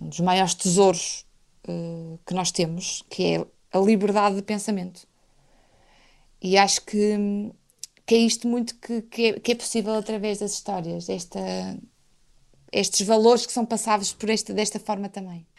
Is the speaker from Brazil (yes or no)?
no; Portugal; como portuguesa